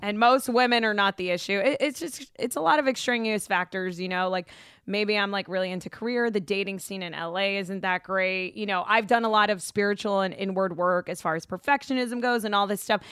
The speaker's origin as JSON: {"language": "English", "town": "Boca Raton", "region": "Florida", "country": "United States", "tie": "born or raised there", "also_born_or_lived": "Houston, Texas / Orlando, Florida", "moved": "as an adult", "lives_now": "Los Angeles, United States", "said": "I grew up in South Florida. And so I went to high school in Boca."}